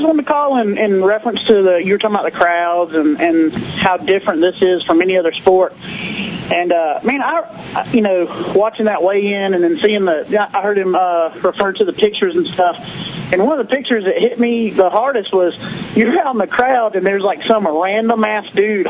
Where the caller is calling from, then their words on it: Georgia, United States; Man, this is … from Georgia, man.